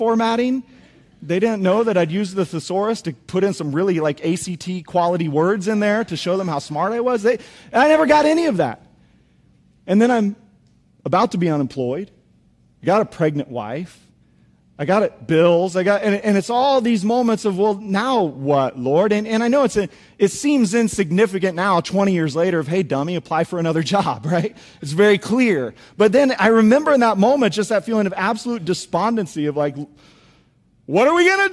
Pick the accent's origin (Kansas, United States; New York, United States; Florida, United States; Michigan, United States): Kansas, United States; Topeka; also born or lived in Springfield; Angie and I, we grew up in Topeka, Kansas